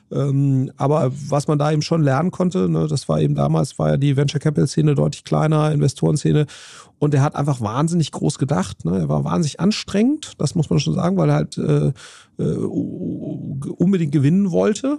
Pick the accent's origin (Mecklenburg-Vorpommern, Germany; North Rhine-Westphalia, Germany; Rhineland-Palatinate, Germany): North Rhine-Westphalia, Germany; near Siegburg, between Bonn and Cologne; in Walscheid, äh, äh bei, bei, bei, Loma, bei Siegburg